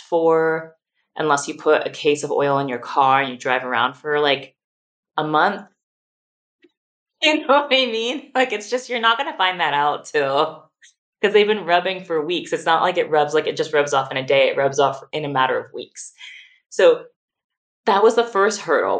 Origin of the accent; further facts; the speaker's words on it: California, United States; moved away as an adult; now in Austin, United States; California, as much as I adore my home state